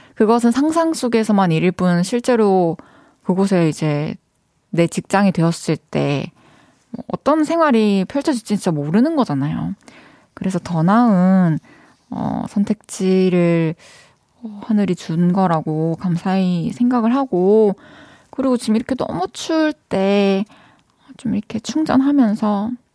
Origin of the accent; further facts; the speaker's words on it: Iksan, North Jeolla, South Korea; moved away; 제 본가가 익산인데